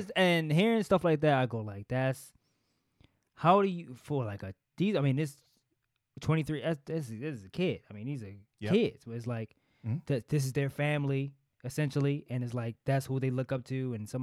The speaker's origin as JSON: {"language": "English", "town": "Baltimore", "region": "Maryland", "country": "United States", "said": "we from Baltimore"}